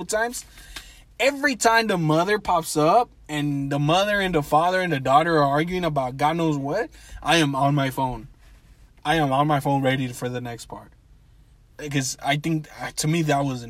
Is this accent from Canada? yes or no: no; Mexico; Mexico, my home country